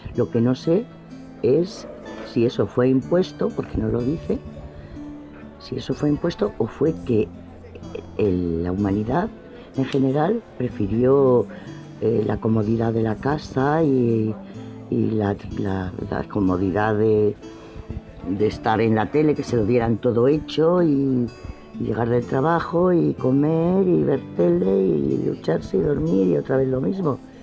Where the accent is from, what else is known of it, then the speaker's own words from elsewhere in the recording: Spain; Aquí por lo menos en España